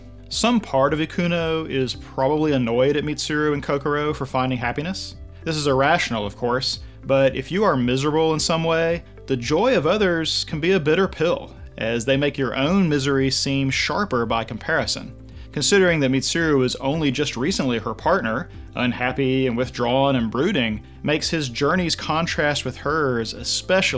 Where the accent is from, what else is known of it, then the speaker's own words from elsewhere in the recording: United States; I'm white, I'm American, I'm male